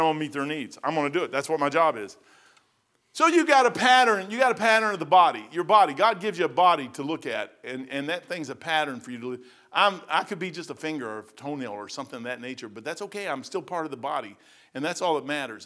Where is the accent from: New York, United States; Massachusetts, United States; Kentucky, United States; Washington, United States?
Kentucky, United States; I was born and raised in Kentucky